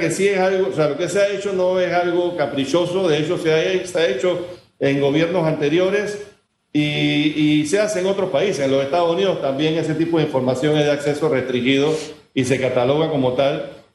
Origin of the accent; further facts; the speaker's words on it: Panama; Como panameños